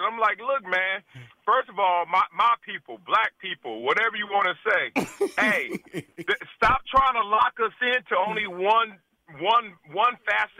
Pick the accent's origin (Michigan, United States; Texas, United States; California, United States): California, United States; Compton; I'm big, black. I'm playing …. I'm from Compton, L.A.